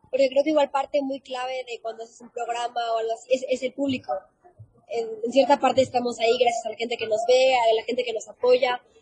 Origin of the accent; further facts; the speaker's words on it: Mérida, Yucatán, Mexico; also born or lived in Guadalajara; now in Mexico City, Mexico; Sí, nací en Guadalajara y cuando tenía como seis años aproximadamente me fui a vivir a Mérida. Y bueno, ahorita ya estoy aquí en la Ciudad de México por este nuevo proyecto.